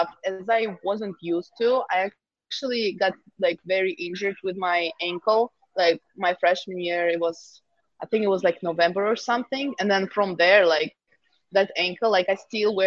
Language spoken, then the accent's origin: English; Moscow, Russia; moved away as an adult; also born or lived in Milwaukee; I'm from Moscow. I'm from the city